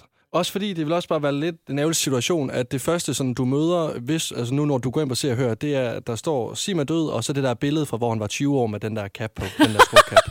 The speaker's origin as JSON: {"language": "Danish", "town": "Varde", "region": "Southern Denmark", "country": "Denmark", "said": "jeg kommer fra Vardag"}